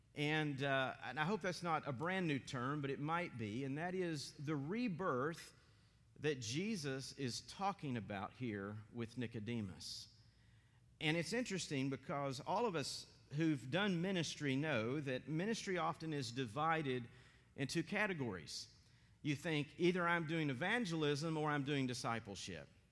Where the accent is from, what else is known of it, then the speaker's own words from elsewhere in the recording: Maryville, Tennessee, United States; also born or lived in Johnson City, Tennessee / West Virginia; now in Athens, United States; I grew up in Maryville, Tennessee, in a PCA church